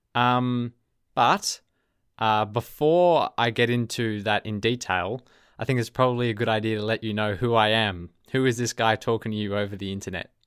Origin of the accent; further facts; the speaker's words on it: Melbourne, Victoria, Australia; accent: Australian; first language English; you can probably hear my accent um, I'm an Australian. I'm from Melbourne, Australia. So my native language is English